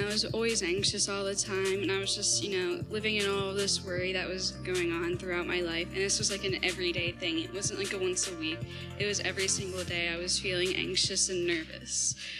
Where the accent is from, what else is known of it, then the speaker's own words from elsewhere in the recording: Chambersburg, Pennsylvania, United States; also born or lived in Hanover, Pennsylvania; about 8 months ago, I abruptly moved from my mom's house over to my dad's house in Hanover. And I grew up in Chambersburg.